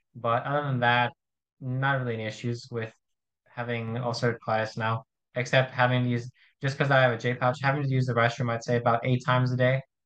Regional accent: Arizona, United States; I'm from Arizona in the United States

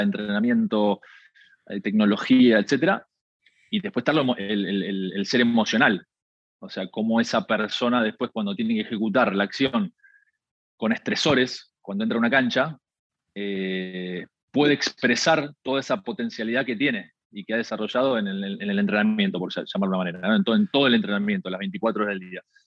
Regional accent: Argentina; nosotros, no sé, en Argentina comemos tarde

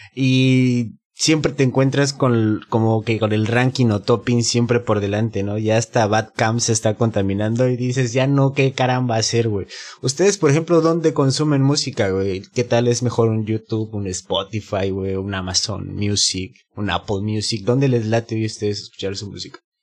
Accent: Mexico City, Mexico; now in Mérida, Mexico; mi ciudad de, México

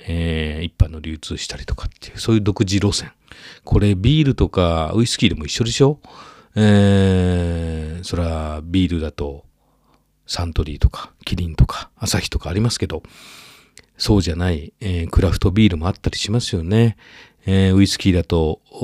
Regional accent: Sakurai, Nara, Japan; 奈良県は私の故郷、桜井市

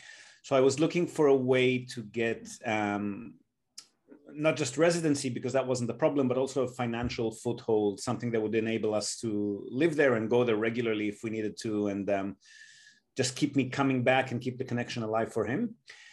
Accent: Israel; moved away as an adult; also born or lived in Australia; now in Japan; So I was born and bred in Israel. And then in my late 20s, I've migrated to Australia. So at this point, I've got both citizenships, two passports.

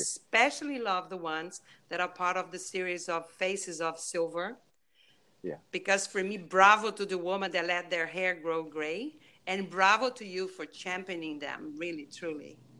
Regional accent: Brazil; English is a second language; moved away; my accent, I am from Brazil

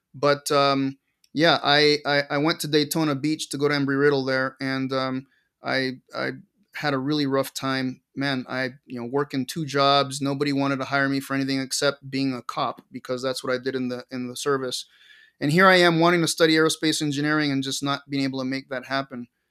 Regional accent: Caracas, Capital District, Venezuela; moved away; also born or lived in Montana; I grew up in Caracas, Venezuela

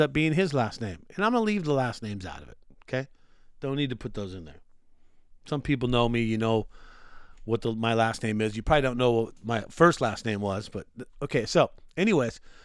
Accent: Glendale, California, United States; I was born in, uh, Glendale, Los Angeles in the sixties

